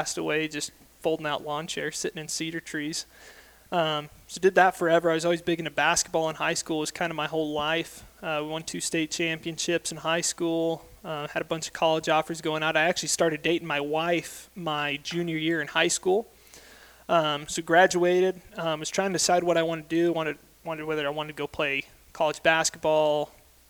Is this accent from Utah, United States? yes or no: yes; Ephraim, Utah, United States; I grew up in Ephraim, Utah, so right central part of the state